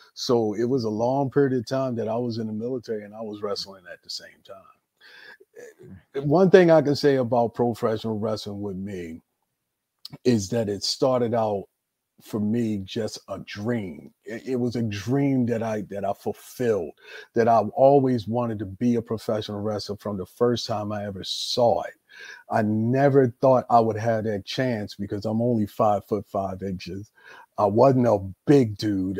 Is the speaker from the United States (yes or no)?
yes; Baltimore, Maryland, United States; I was born and raised in Baltimore, Maryland